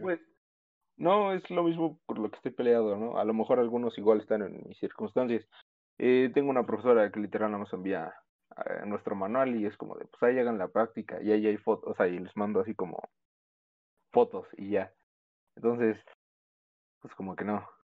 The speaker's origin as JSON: {"language": "Spanish", "town": "Pachuca", "region": "Hidalgo", "country": "Mexico", "said": "somos de Pachuca, o sea, la capital de Hidalgo."}